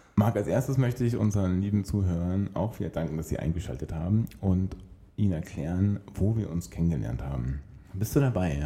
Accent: Berlin, Germany; mich als Berliner

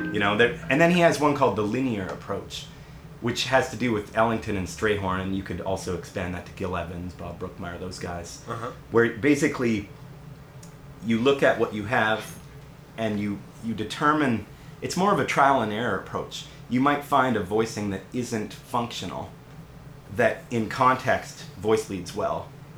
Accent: Canada; being a Canadian, I decided it would be good to, you know, do something like

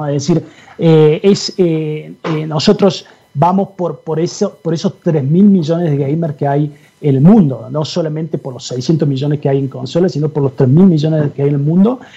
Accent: Argentina; moved away; soy, soy argentino, quizás se dieron cuenta. Eh, en Argentina cuando era cuando estaba ahí, eh, digamos, cuando era mucho más chico

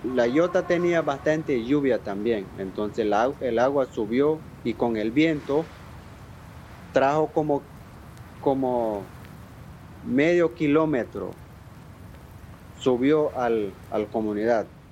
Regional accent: Nicaragua; first language Miskito; Spanish is a second language; Yo soy de comunidad de Cruquira, yo soy etnia misquito y vivo en Cruquira

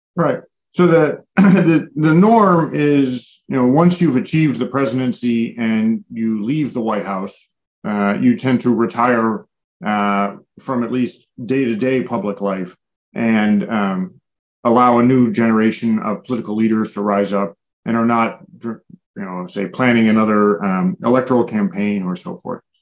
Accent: United States; as an American

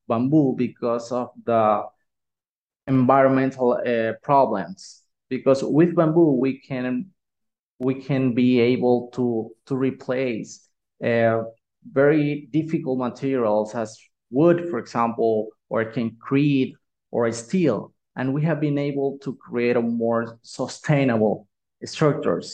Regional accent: Nicaragua; I'm from Nicaragua

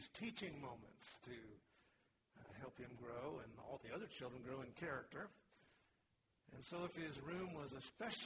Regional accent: Vancouver, Washington, United States; When I was born, he had just become a pastor, actually started a church in Vancouver, Washington. I literally grew up in church

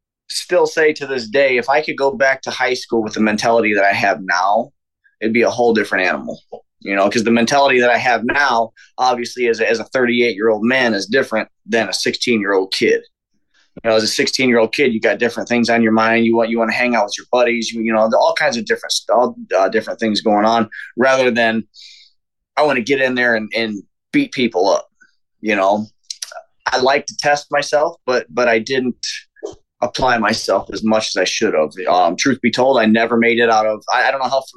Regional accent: Chesterton, Indiana, United States; also born or lived in Houston, Texas; my hometown, Chesterton

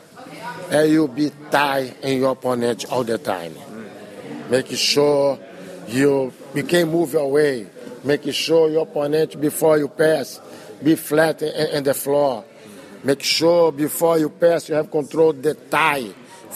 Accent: Brazil; English is a second language; moved away as an adult; now in United States; I come from Brazil

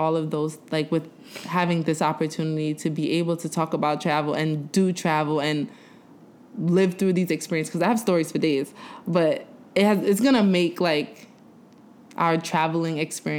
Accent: New York City, New York, United States; I'm from Brooklyn.

